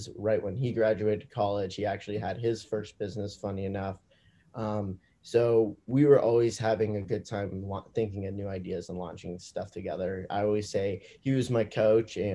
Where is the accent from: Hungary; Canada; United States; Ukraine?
United States; Manhattan Beach, California; also born or lived in Indiana; I'm originally from Manhattan Beach, California, so a small beach town in Los Angeles